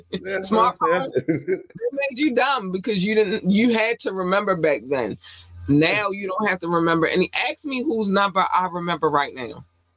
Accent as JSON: {"language": "English", "town": "Baltimore", "region": "Maryland", "country": "United States", "tie": "born or raised there", "also_born_or_lived": "North Carolina", "said": "I was born in North Carolina. We moved here when I was 8 going on 9. And so Baltimore raised me. I'm born in North Carolina, but I was raised here."}